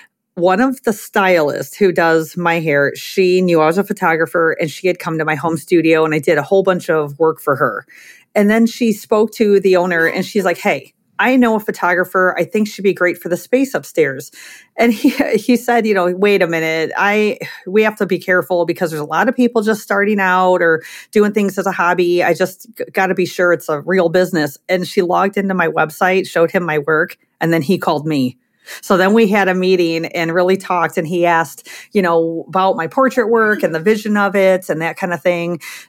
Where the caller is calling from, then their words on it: Crown Point, Indiana, United States; I'm in my studio here in Crown Point, Indiana, which is a part of Chicagoland.